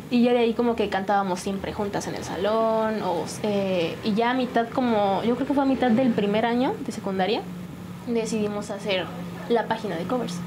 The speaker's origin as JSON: {"language": "Spanish", "town": "San Juan del Río", "region": "Querétaro", "country": "Mexico", "tie": "born or raised there", "said": "De San Juan del Río. Sí, aquí nací"}